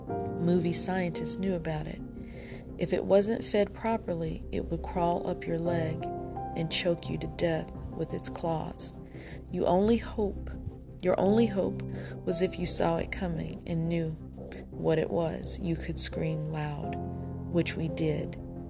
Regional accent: Rochester, New York, United States; when I was a kid, my big sister took me to the Capitol Theater in my hometown of Rochester, New York.

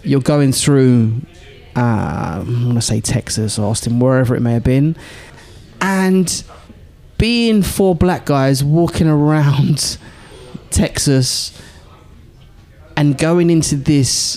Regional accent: England, United Kingdom; the accent was like, England. From England.

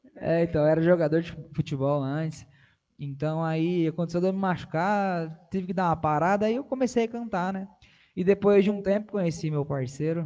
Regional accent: Pindamonhangaba, São Paulo, Brazil; Eu sou do interior de São Paulo, Pindamonhangaba, nascido e crescido em Pindamonhangaba

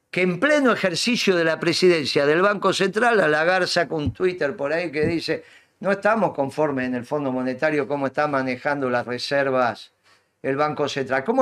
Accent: Avellaneda, Buenos Aires Province, Argentina; en realidad somos los dos de Avellaneda.

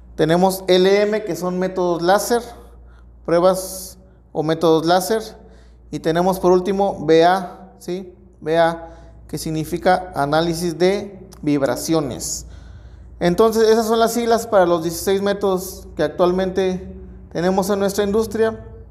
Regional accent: Mexico

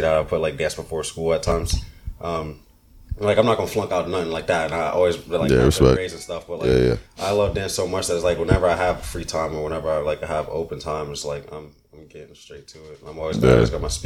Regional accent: Virginia, United States; born or raised there; also born or lived in Brooklyn, New York

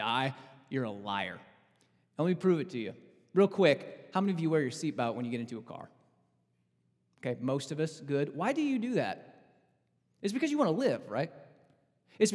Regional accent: Southern Illinois, United States; I'm from Southern Illinois

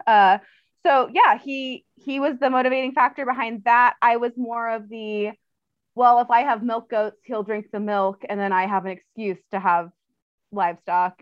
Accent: Orange County, California, United States; now in Montana, United States; I'm from Orange County originally, which is like the bougie part between LA and San Diego.

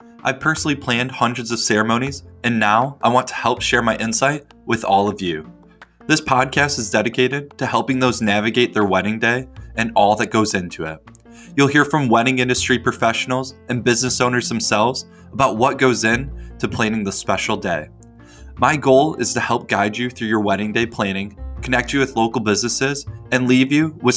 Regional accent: West Michigan, United States; moved away as an adult; also born or lived in Detroit area / Europe / Australia / Bali; I was born in West Michigan, and after spending my childhood here, I bounced around quite a bit before moving back home

